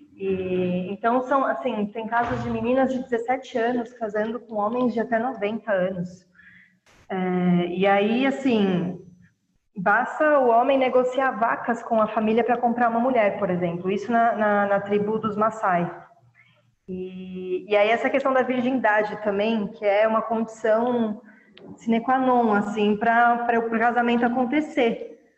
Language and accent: Portuguese; Brazil; moved away as an adult; also born or lived in Kenya; eu saí do Brasil